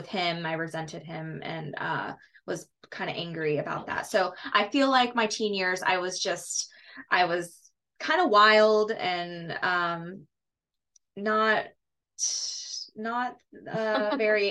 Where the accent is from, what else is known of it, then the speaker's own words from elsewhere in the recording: Plant City, Florida, United States; I was born in Plant City, Florida